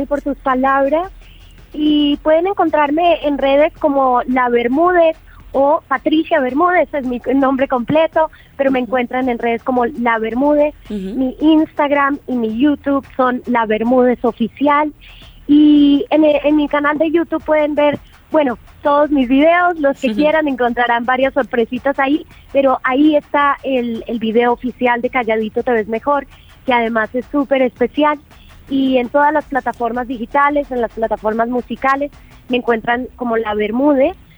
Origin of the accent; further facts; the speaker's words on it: Bogotá, Colombia; moved away as an adult; also born or lived in England; now in Valle de Bravo, Mexico; Crecí eh, en Bogotá, nací en Inglaterra, pero llegué muy pequeñita a, la tierra de mi, de mi familia